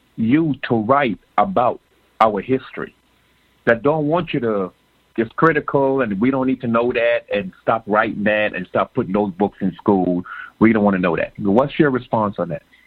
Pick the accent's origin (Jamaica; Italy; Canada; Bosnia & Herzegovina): Jamaica; I was born in Jamaica